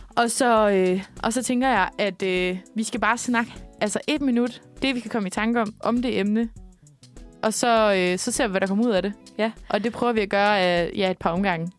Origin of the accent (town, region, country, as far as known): Denmark